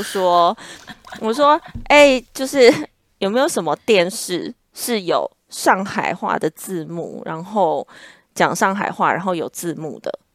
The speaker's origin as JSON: {"language": "Chinese", "country": "Taiwan", "also_born_or_lived": "Shanghai", "moved": "as an adult", "said": "我们就说我们是台湾人"}